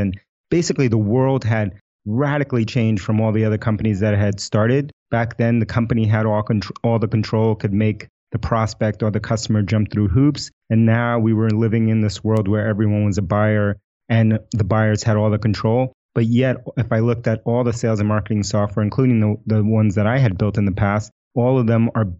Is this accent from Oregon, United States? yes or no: no; New York City, New York, United States; first language Spanish; English is a second language; I grew up in New York City.